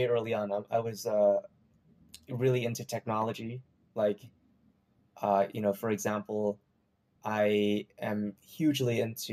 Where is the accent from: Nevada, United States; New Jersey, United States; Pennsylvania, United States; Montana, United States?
New Jersey, United States; also born or lived in New York City / Maryland; I was born in New York City, and I pretty much grew up in New Jersey for most of my life